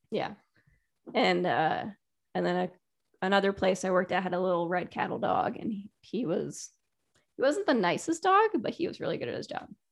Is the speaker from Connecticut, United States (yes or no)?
yes; Connecticut, United States; also born or lived in Taiwan / California; raised in Connecticut and played soccer, ice hockey